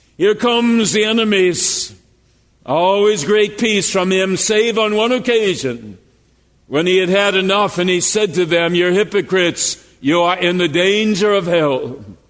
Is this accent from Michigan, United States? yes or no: no; Jasper, Minnesota, United States; I grew up in Jasper, Minnesota, a 600 population.